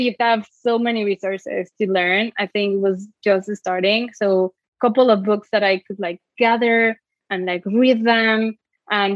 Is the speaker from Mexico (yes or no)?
yes; Mexico City, Mexico; moved away as an adult; now in United States; I'm from Mexico City and I studied industrial design in Iberoamericana University